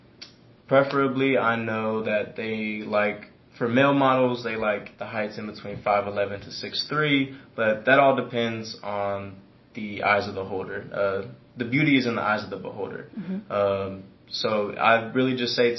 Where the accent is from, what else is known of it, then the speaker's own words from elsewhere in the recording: Edmond, Oklahoma, United States; also born or lived in Missouri; I'm from Edmond, Oklahoma, born and raised. I went back and forth in between Missouri as well